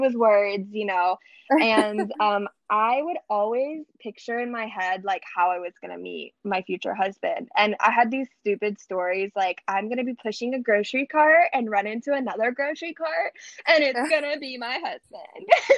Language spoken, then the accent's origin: English; Tennessee, United States; moved away as an adult; now in Miami, United States; I'm from Tennessee originally, but I live in Miami, Florida with my husband